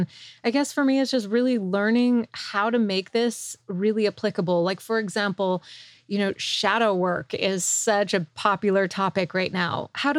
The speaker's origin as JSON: {"language": "English", "town": "Montreal", "region": "Quebec", "country": "Canada", "tie": "born or raised there", "said": "I grew up in Montreal, and my French is like, could be better, but it's there."}